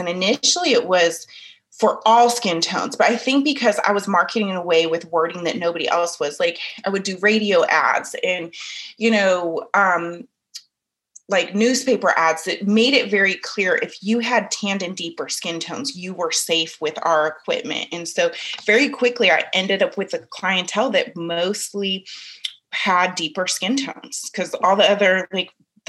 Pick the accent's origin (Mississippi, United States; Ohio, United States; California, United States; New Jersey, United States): California, United States; San Francisco; growing up in Northern California and in San Francisco, which is diverse to some degrees, but it's very different diversity than the South where I live now.